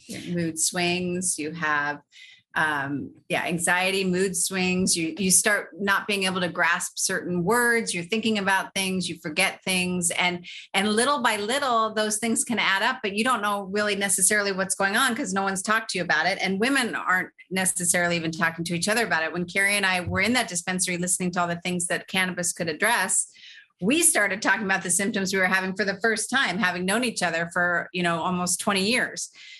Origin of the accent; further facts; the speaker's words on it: Los Angeles, California, United States; I grew up in Los Angeles in California.